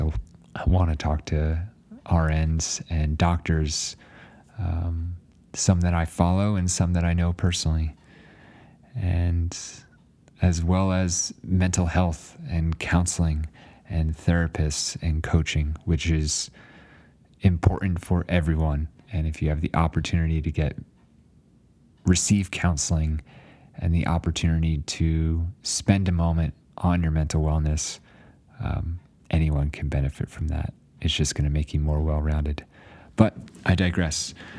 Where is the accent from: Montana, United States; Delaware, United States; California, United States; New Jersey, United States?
New Jersey, United States; moved away as an adult; also born or lived in Alaska; now in Flagstaff, United States; after growing up in New Jersey